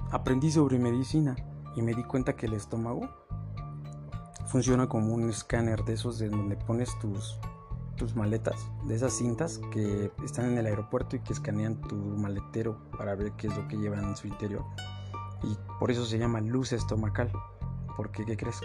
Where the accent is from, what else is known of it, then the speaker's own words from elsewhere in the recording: Mexico; Aquí en mi país, en México